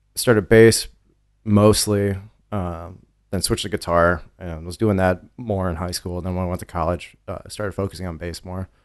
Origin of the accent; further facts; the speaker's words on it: Connecticut, United States; moved away as an adult; also born or lived in New Orleans / New York City; I grew up in Connecticut